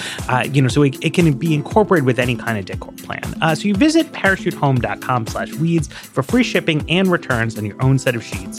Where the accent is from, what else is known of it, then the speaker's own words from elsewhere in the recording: New York, United States; I remember when I was growing up in New York and Rudy Giuliani was the mayor